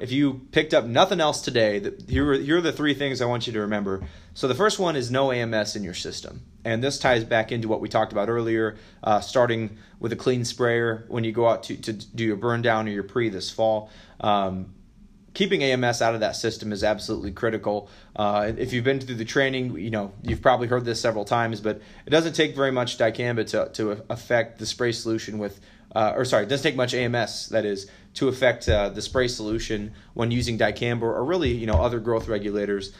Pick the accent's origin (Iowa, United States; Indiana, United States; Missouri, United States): Iowa, United States; Western; I grew up in Western Iowa